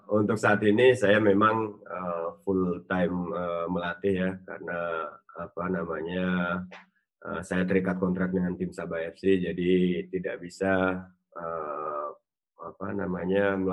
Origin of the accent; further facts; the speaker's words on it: Magelang, Central Java, Indonesia; saya juga asli Magelang